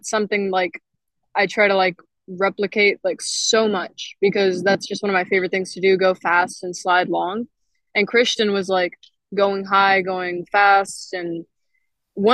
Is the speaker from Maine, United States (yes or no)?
no; Texas, United States; I'm from Texas